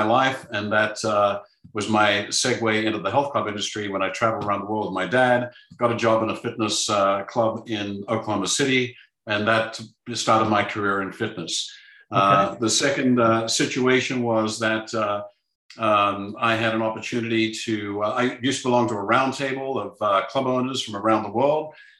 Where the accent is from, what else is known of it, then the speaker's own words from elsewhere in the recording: Melbourne, Victoria, Australia; born there; The first situation is I was born in Melbourne, Australia.